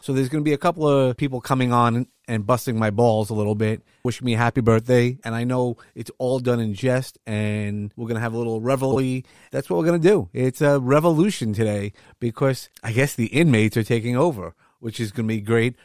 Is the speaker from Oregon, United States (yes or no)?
no; New York City, New York, United States; I come from Brooklyn, if you didn't notice from the accent that I have